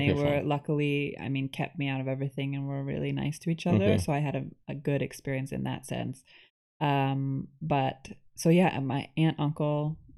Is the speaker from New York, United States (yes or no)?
yes; Buffalo, New York, United States; now in Canada; So I grew up in Buffalo, New York.